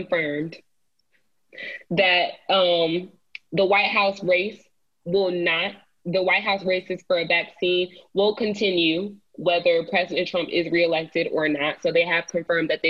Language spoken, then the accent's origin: English; Cobb County, Georgia, United States; my county, my hometown county, Cobb County